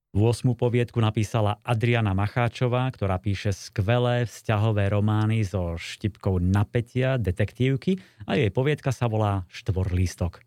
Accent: Slovakia; u nás na Kopaniciach

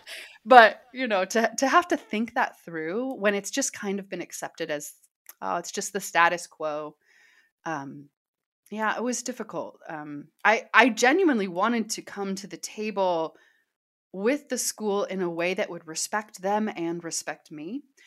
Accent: Kansas City, Missouri, United States; moved away as an adult; now in Southern California, United States; I'm from Kansas City.

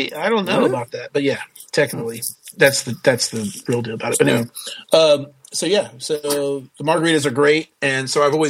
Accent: Mississippi, United States; I'm from the South, you know, so you can go through the drive-through daiquiri store to get, you know, your drink. Every time I fly home to Mississippi, Mississippi, you get off the plane in New Orleans and you have to drive over.

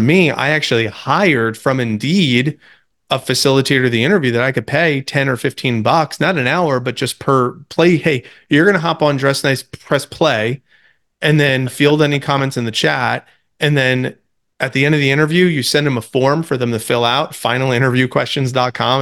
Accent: New Jersey, United States; moved away as an adult; also born or lived in Tampa, Florida; I grew up in New Jersey as the youngest of eight, but moved to college in Tampa

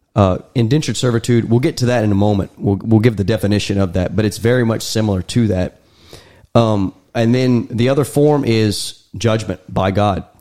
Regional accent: United States; me and Daniel were born and raised in America

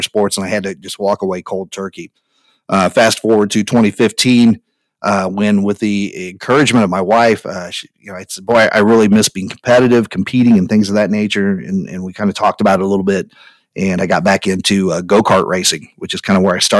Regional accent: Speedway, Indiana, United States; also born or lived in Whitestown, Indiana; I grew up in Speedway, Indiana. I now live a little further north in one of the suburbs, a suburb called Whitestown, Indiana

